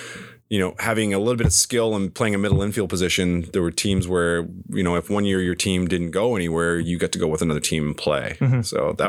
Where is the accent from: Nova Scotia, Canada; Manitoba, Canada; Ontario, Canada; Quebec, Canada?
Nova Scotia, Canada; East Hants; growing up in East Hants, we hated Brookfield.